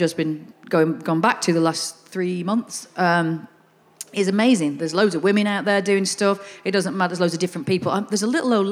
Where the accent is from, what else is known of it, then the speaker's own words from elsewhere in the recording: the North, England, United Kingdom; accent: Northern; I'm Northern